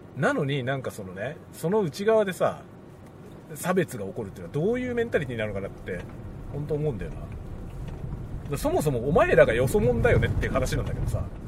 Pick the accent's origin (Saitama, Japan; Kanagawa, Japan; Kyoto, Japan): Kanagawa, Japan; accent: mixture accent; Yokohama dialect; moved away as an adult; also born or lived in Asahikawa, Hokkaido; now in Sapporo, Japan; 僕どこの方言も持ってないんですよ神奈川の生まれだからまあ強いて言えば横浜弁だけど